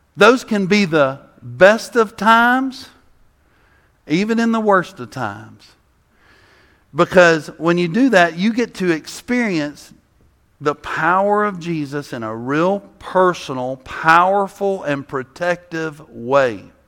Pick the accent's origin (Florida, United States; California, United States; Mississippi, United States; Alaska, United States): Mississippi, United States; South; I'm from South Mississippi, so I like flavor, you know? I grew up next to Louisiana.